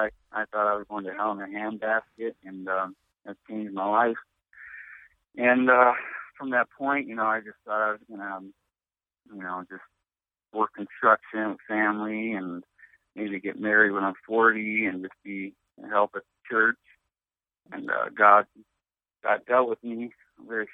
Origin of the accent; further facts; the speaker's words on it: Chicago, Illinois, United States; moved away as an adult; now in Watertown, United States; I'm from Chicagoland area, South Side